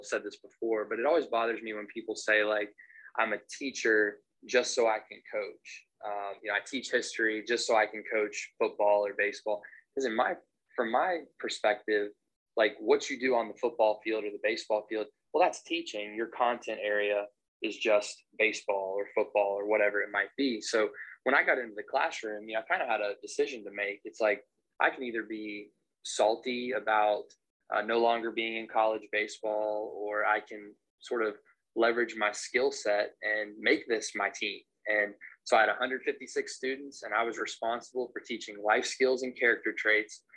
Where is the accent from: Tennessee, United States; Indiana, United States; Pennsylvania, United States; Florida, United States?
Tennessee, United States; Maryville; moved away as an adult; also born or lived in Clarksville, Tennessee; now in Charleston, United States; I'm from Maryville, Tennessee